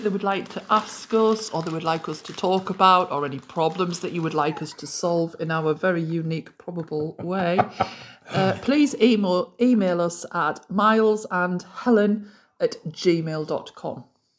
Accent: Durham, North East England, United Kingdom; accent: Geordie; also born or lived in Midlands; I'm from Durham. But really, I could be classed as a pit yakker. I don't want to be a Mackham.

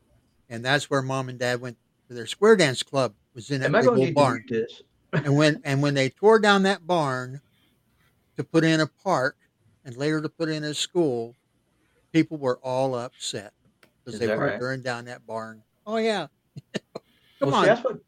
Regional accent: Vienna, West Virginia, United States; I grew up in Vienna

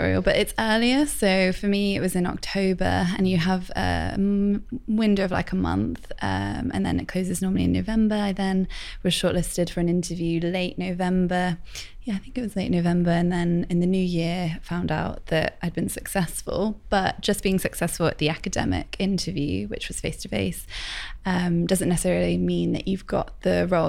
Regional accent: Plymouth, South West England, United Kingdom; moved away as an adult; also born or lived in Cheltenham / London; now in Birmingham, United Kingdom; I am from Plymouth.

